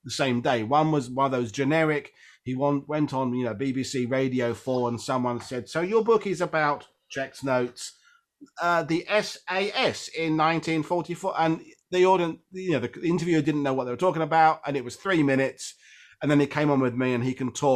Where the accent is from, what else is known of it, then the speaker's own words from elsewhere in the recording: Essex, East of England, United Kingdom; I'm working class English. I wear a newsboy cap. I grew up in Essex, just outside of London